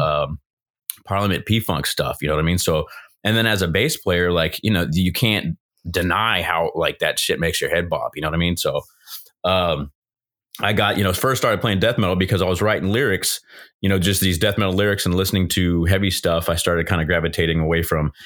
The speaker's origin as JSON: {"language": "English", "region": "Southern California", "country": "United States", "tie": "born or raised there", "said": "from California, born and raised Southern California"}